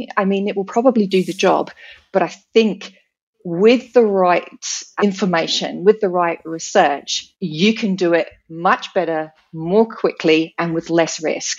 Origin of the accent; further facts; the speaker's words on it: United Kingdom; moved away as an adult; also born or lived in New Zealand; now in Australia; So I'm born and bred British.